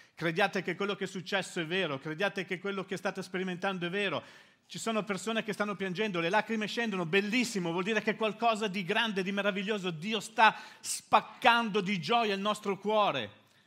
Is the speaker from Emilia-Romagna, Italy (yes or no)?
no; Milan, Lombardy, Italy; moved away as an adult; now in Livorno, Italy; io sono arrivato a Livorno, da Milano. Noi siamo milanesi, sono milanesi, siamo nati a Milano.